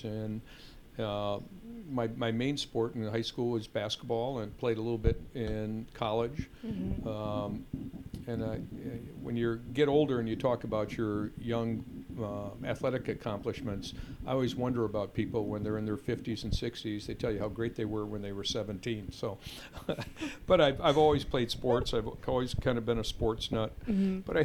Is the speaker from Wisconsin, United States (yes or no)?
yes; Madison, Wisconsin, United States; I grew up in Madison